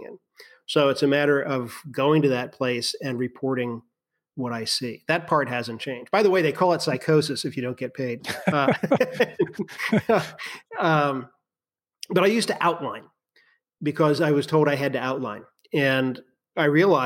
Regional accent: Virginia, United States; I grew up in Virginia. I still live in Virginia

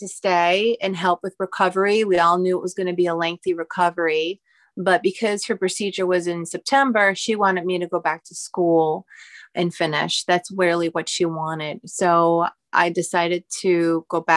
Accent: New Hyde Park, New York, United States; also born or lived in Queens, New York; I grew up on Long Island, technically Queens, and then my parents moved to New Hyde Park, which is Western Long Island.

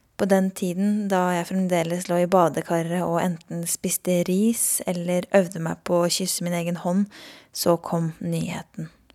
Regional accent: Norway; born or raised there

